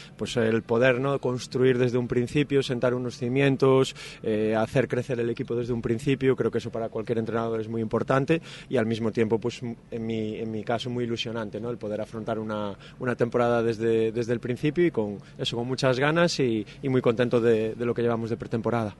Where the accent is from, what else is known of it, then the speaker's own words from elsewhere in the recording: Santiago de Compostela, Galicia, Spain; now in Salamanca, Spain; Santiago de Compostela, de donde yo soy